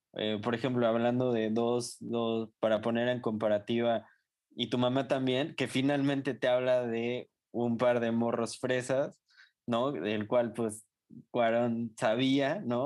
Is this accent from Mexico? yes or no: yes; Mexico; como mexicanos